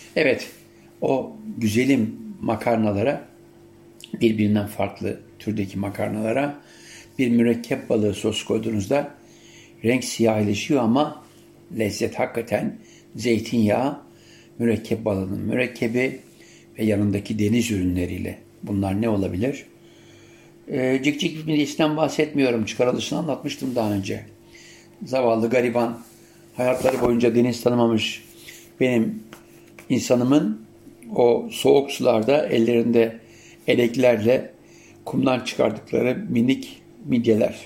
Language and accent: Turkish; Siirt, Siirt Province, Turkey; Biz ailecek zeytinyağıyla haşır neşirdik. Yani Siirt'te olmamıza rağmen zeytinyağı vardı.